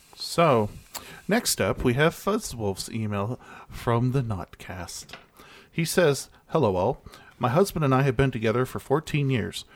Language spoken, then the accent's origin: English; Texas, United States; my hometown in Texas